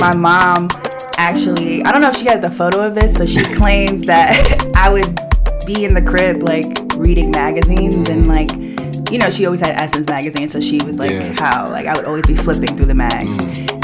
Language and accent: English; New York City, New York, United States; also born or lived in Washington, District of Columbia, United States; I'm born and raised in Brooklyn. I grew up in Bed-Stuy